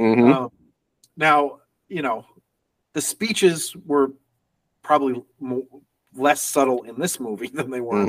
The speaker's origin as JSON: {"language": "English", "region": "New York", "country": "United States", "said": "I'm from New York"}